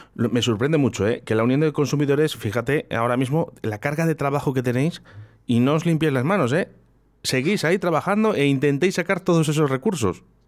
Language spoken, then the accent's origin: Spanish; Spain; somos muchos españoles